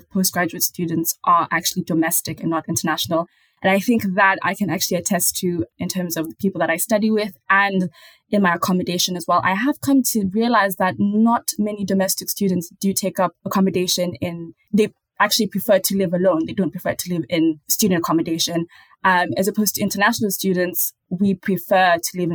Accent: Kenya; moved away as an adult; also born or lived in South Africa; now in London, United Kingdom; I'm from Kenya

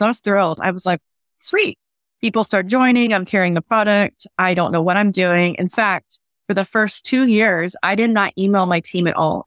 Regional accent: Oklahoma, United States; moved away; I'm originally from Oklahoma, so we are considered Southern

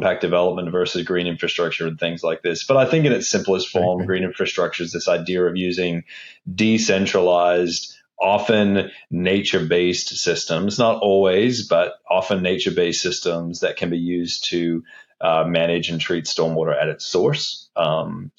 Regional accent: Australia; moved away; also born or lived in Wollongong; I grew up in Australia. That's why my voice or accent is a little bit strange

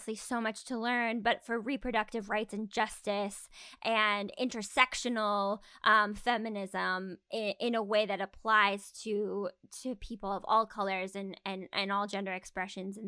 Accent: Arizona, United States; moved away; I'm from Arizona, and so when I was in Tucson

